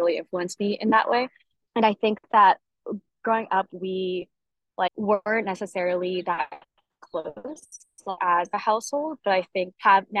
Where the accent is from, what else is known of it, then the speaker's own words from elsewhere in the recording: New Jersey, United States; moved away as an adult; also born or lived in Philadelphia / suburbs of San Francisco; now in San Francisco suburbs, United States; I grew up in New Jersey, like right outside of New York